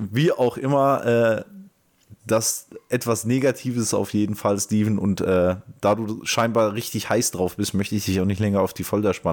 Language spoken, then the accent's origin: German; Frankfurt, Hesse, Germany; ich als Frankfurter